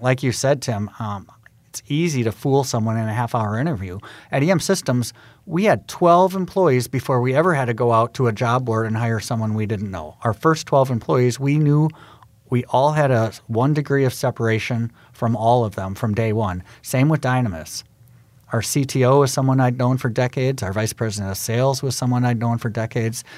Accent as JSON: {"language": "English", "town": "Milwaukee", "region": "Wisconsin", "country": "United States", "moved": "yes", "said": "I actually used, um, the fact that I was from Milwaukee to try to get an in with G E Healthcare"}